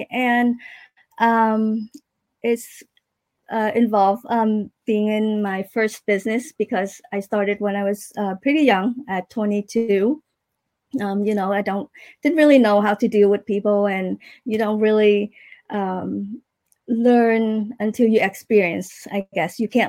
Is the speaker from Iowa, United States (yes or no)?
yes; Iowa, United States; now in Davie, United States; We actually, when I moved to from Iowa, we stay at my aunt in Fort Lauderdale for a while, and then we moved to Davie, and that's where we've been.